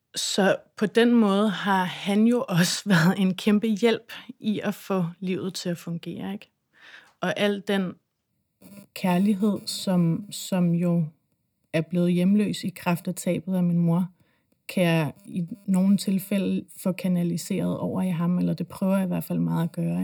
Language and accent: Danish; Christiansø, Capital Region of Denmark, Denmark; jeg kommer fra Christiansø